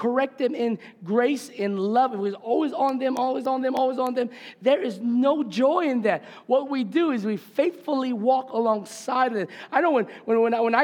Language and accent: English; Homestead, Hawaii, United States; I grew up in Homestead, right? I thank God I got to grow up with my people, my Kanaka.